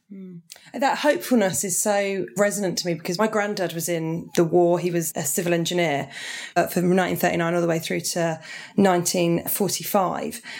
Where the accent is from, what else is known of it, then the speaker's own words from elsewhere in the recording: Portsmouth, South East England, United Kingdom; That's where I grew up in Portsmouth